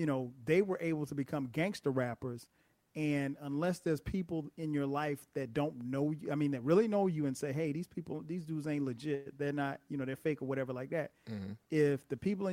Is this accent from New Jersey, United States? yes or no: no; South Carolina, United States; I was a kid growing up in South Carolina